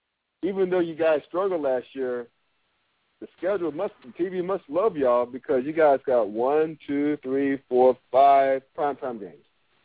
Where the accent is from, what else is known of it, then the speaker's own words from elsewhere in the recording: New York City, New York, United States; moved away; I'm from the New York City area originally, from Brooklyn